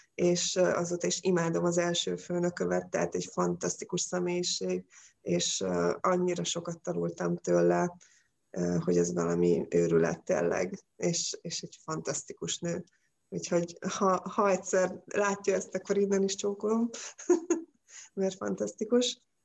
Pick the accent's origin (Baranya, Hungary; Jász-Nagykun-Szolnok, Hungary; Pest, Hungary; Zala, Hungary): Baranya, Hungary; Pécs; now in Balatonfüred, Hungary; Pécsi vagyok